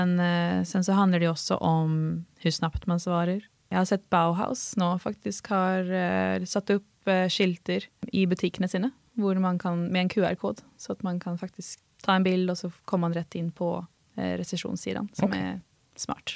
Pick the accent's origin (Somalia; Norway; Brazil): Norway; Halden, Østfold; som norrman och eh, från Halden